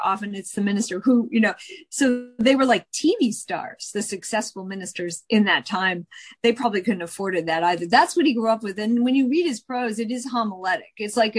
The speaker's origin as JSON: {"language": "English", "region": "Midwest", "country": "United States", "said": "I'm also from the Midwest. So I've met a lot of Midwesterners like that as well."}